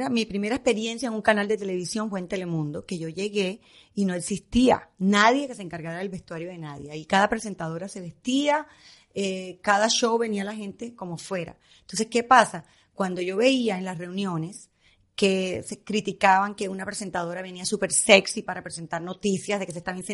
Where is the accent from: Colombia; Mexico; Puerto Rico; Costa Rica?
Colombia; moved away as an adult; Yo quería estudiar moda. Yo vine de Colombia acá porque yo quería estudiar moda. Y Colombia en ese momento no es lo que es hoy con la moda.